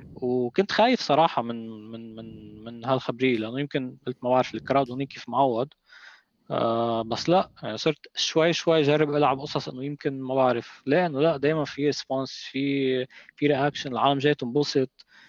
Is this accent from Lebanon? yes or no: yes; Lebanon; هون عنا بلبنان هون عندنا بلبنان